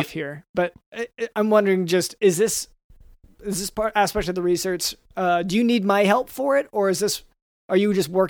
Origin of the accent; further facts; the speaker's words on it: Dallas, Texas, United States; Mm-hmm. Yeah. Ugh. So you you could tell by my accent.